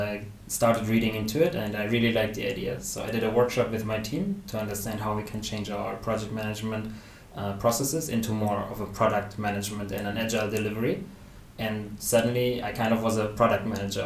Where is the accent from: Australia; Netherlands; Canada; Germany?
Germany; moved away as an adult; now in Malaysia; I'm originally from Germany